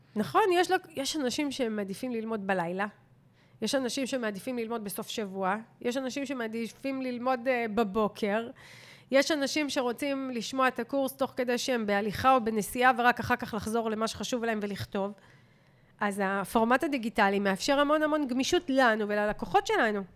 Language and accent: Hebrew; Israel; כישראלים, וכולנו כאלה, גם אני ואתה